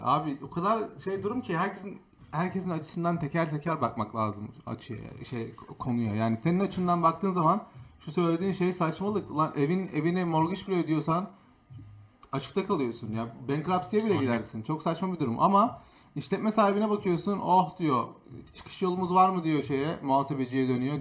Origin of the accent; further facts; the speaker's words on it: Istanbul, Turkey; moved away as an adult; now in Boston, United States; tüm hayatım önce İstanbul'daydım. Üniversite sonuna kadar. Ondan sonra buraya taşındım.